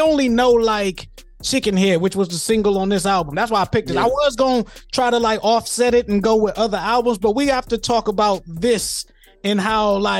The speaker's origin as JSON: {"language": "English", "town": "Detroit", "region": "Michigan", "country": "United States", "said": "I'm from Detroit, but my grandfather's from Alabama, my grandmother's"}